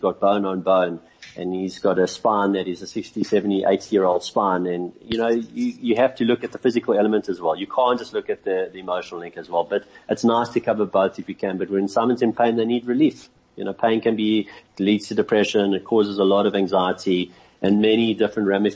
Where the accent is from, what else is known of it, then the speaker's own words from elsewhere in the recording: Johannesburg, Gauteng, South Africa; I grew up in Victory Park, and my folks moved to Cape Town